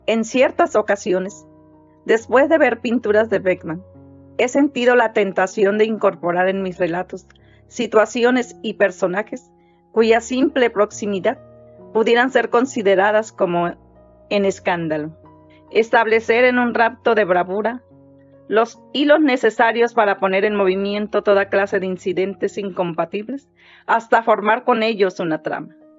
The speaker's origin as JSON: {"language": "Spanish", "country": "Mexico", "also_born_or_lived": "San Luis Río Colorado, Sonora", "said": "Soy mexicana, tengo 59 años de edad, perdón, 57, y vivo en San Luis Río Colorado, Sonora"}